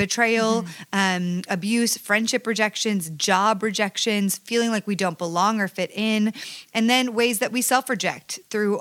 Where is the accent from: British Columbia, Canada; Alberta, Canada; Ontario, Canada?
Ontario, Canada; Ajax; now in Los Angeles, United States; I am Canadian